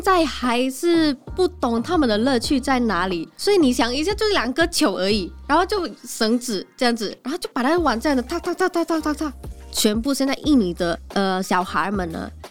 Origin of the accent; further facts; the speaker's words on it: Jakarta, Indonesia; Chinese is a second language; moved away as an adult; also born or lived in Kaohsiung, Taiwan; now in Taipei, Taiwan; 我是从雅加达啊，雅加达是像台北这么热闹